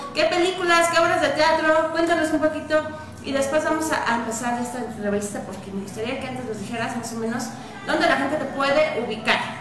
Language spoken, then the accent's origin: Spanish; Querétaro, Mexico; yo, que soy queretana